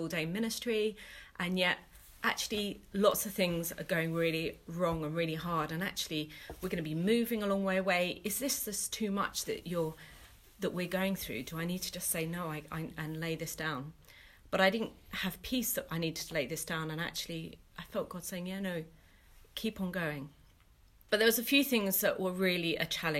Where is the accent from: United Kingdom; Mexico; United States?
United Kingdom; London; moved away as an adult; now in Bristol, United Kingdom; I'm originally from East London, but I got ordained 6 months ago and have moved to Bristol with my family.